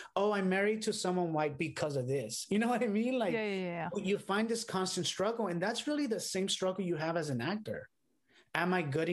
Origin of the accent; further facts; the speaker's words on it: Los Angeles, California, United States; also born or lived in London; I grew up in Boyle Heights, California, which is here in like near downtown Los Angeles.